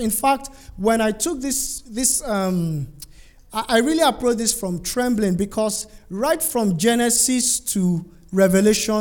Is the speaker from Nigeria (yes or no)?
yes; Nigeria; I'm from Nigeria